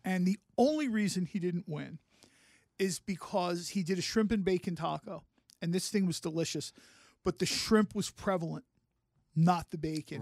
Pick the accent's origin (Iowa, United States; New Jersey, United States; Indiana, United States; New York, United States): New Jersey, United States; Mount Laurel; Mount Laurel, my hometown.